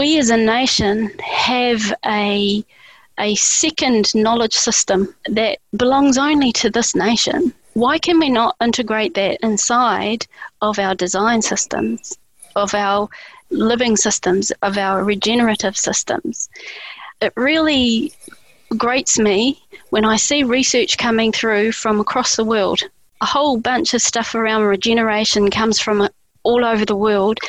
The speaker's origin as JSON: {"language": "English", "country": "New Zealand", "said": "as a Kiwi"}